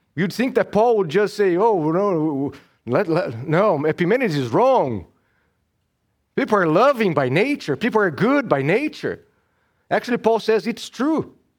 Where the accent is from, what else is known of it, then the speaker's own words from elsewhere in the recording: Brazil; now in United States; I was born and raised in Brazil.